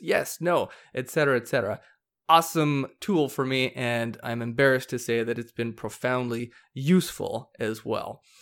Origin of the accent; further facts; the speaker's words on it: Hawaii, United States; now in Arizona, United States; I grew up surfing in Hawaii